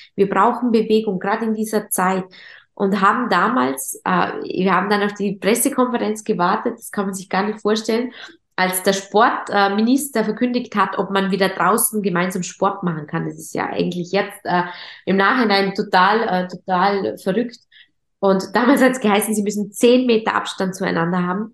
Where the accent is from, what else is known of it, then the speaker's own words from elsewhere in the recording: Vorarlberg, Austria; accent: Vorarlberg dialect; Wie man an meinem Dialekt hört und immer hören wird, bin ich äh, eine, eine Vorarlbergerin, eine stolze Vorarlbergerin